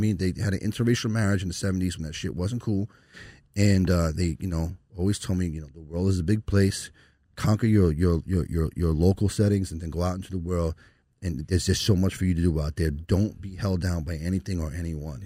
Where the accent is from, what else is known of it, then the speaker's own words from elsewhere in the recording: Long Island, New York, United States; accent: Brooklyn; now in Brooklyn, United States; I grew up in Long Island